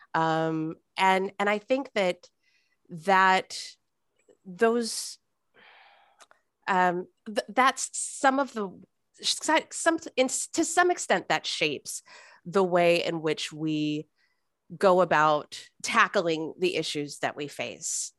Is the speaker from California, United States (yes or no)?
yes; Fresno, California, United States; moved away as an adult; also born or lived in New York / Arkansas / Saint Louis; I grew up in Fresno. I left for about ten years.